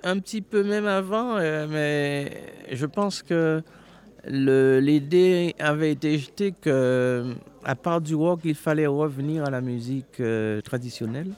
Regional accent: Marie-Galante, Guadeloupe; quand je suis né à Marie-Galante, euh, il n'y avait pas de l'eau courante

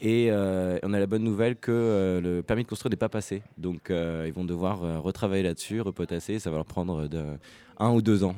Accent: Paris, Île-de-France, France; moved away as an adult; also born or lived in London; je viens de Paris

